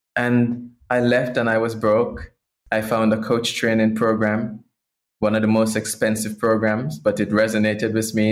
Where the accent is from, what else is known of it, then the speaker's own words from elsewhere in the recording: Portland, Jamaica; I grew up in Jamaica in the islands and rural Jamaica, a parish called Portland